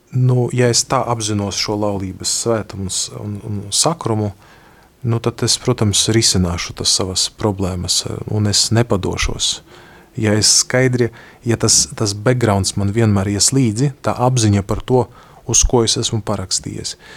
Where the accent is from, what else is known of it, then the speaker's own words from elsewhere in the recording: Latvia; Es esmu no Latvijas